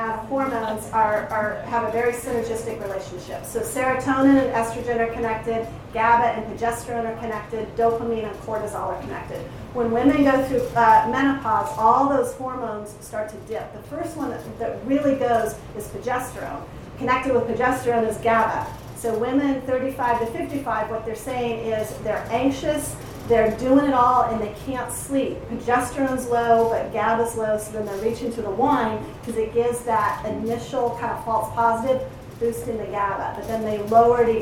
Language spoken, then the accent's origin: English; Colorado, United States; I come from Colorado